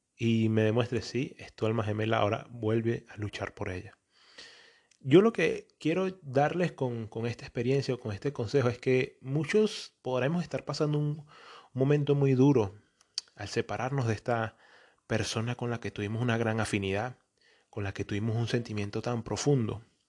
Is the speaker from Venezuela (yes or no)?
yes; Venezuela; also born or lived in Antioquia (feels paisa); now in Portugal; soy un venezolano que vive en Portugal y me creo paisa